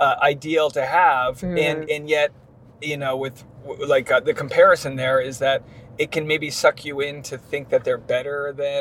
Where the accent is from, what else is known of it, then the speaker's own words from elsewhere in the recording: New England, United States; I grew up in New England, like mm-hmm. Catholic, being Catholic where I come from.